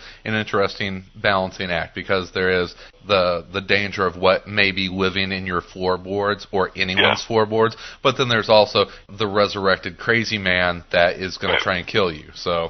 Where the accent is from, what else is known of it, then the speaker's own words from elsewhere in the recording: Midwest, United States; as a Midwesterner